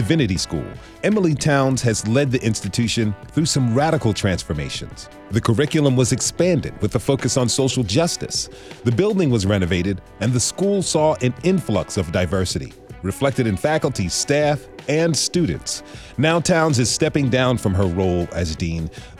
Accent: Switzerland; I grew up in Switzerland, where music classes were a required part of our education for that reason, end quote.

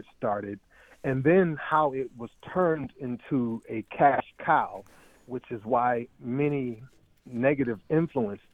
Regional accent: Boston, Massachusetts, United States; I'm from Mattapan

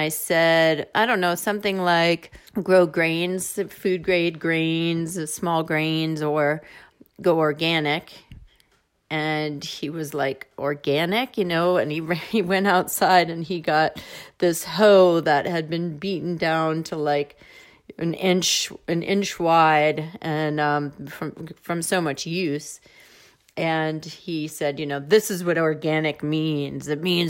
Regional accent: New Jersey, United States; moved away as an adult; also born or lived in New York City / San Francisco / Berkeley; now in Iowa, United States; I grew up mostly outside of New York City in New Jersey, and I was born in New York

